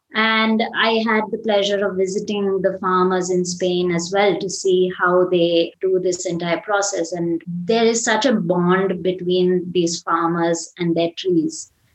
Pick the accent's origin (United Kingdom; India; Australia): India; Chennai, Tamil Nadu; I'm from Chennai, uh, which is uh, a city in the south of India